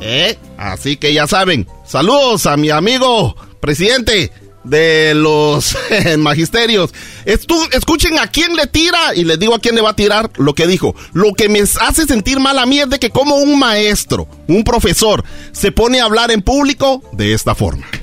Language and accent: Spanish; Izabal, Guatemala; born or raised there; moved away